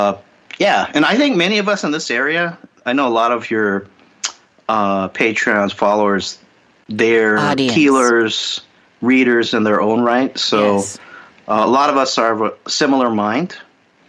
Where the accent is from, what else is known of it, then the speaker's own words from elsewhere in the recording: Los Angeles, California, United States; born and bred in Los Angeles.